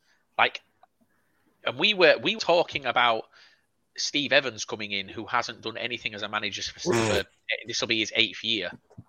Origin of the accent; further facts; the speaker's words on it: Yorkshire and the Humber, United Kingdom; we're from Yorkshire.